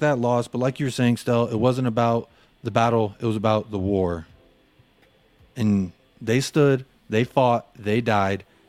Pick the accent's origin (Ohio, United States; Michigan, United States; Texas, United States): Texas, United States; Euless; in my hometown in DFW, there's a city called Euless, and I played all my ball there growing up when I was a kid